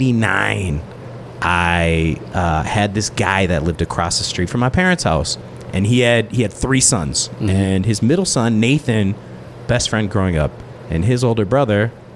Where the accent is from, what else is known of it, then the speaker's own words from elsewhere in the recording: Minneapolis, Minnesota, United States; Okay, I grew up, I've basically lived in the 3rd Precinct my whole life. So, like 23rd and 23rd.